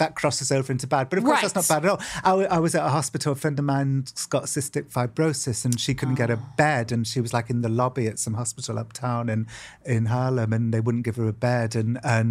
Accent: United Kingdom; growing up in Britain

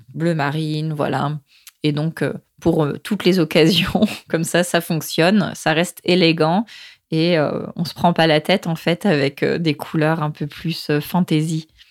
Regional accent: France; now in Lima, Peru; moi en tant que française

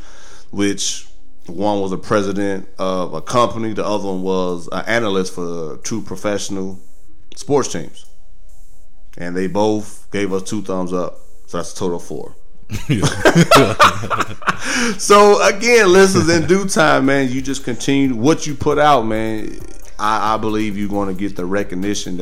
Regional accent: Chicago, Illinois, United States; used to play for my hometown, the Bulls

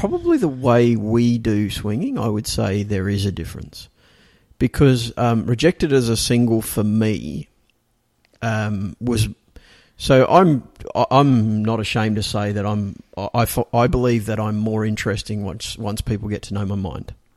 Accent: Australia; now in Singapore; I'm an Australian

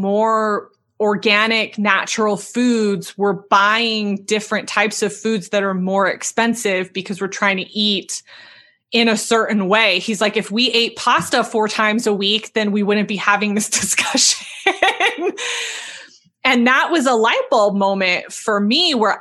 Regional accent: Southern California, United States; I'm from Southern California

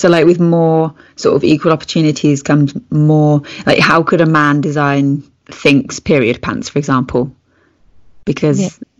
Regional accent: United Kingdom; It's one that does stand out for me, being British.

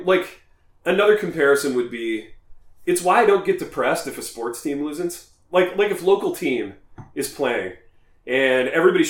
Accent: Midwest, United States; as Midwesterners

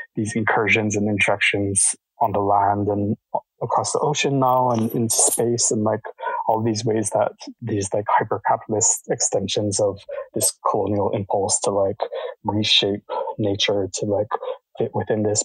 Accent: Hawaii, United States; moved away; growing up in Hawaii

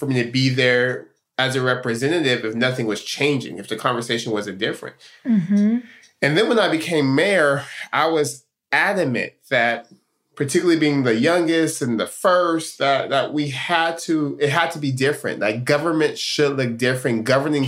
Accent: Stockton, California, United States; moved away as an adult; I'm born and raised in Stockton, California. That's home

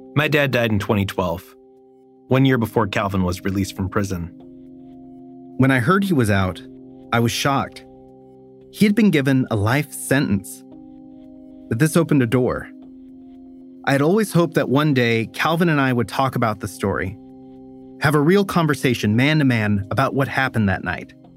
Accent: Stockton, California, United States; now in Brooklyn, United States; the place where this all started, my hometown

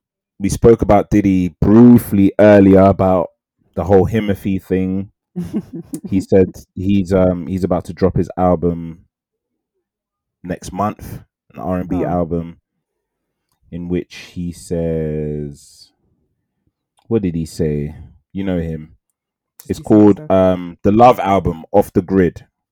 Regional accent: South Africa; I'm South African, by the way.

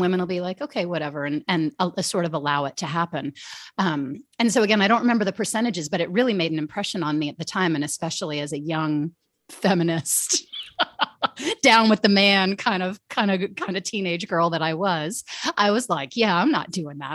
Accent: United States; born and raised outside Washington, D C, and that's where I've lived most of my life.

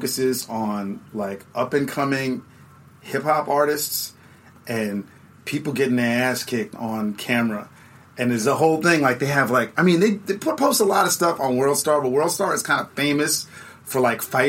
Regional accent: New York City, New York, United States; moved away as an adult; also born or lived in San Juan, Puerto Rico / Los Angeles / Saigon; now in Ho Chi Minh City, Vietnam; I was raised in New York City like many Puerto Ricans.

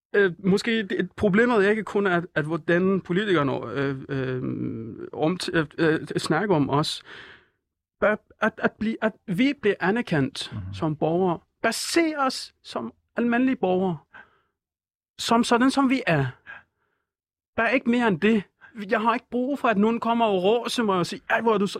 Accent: Iran; Danish is a second language; moved away as an adult; also born or lived in Nørrebro, Copenhagen; now in Copenhagen, Denmark; jeg er fra Iran

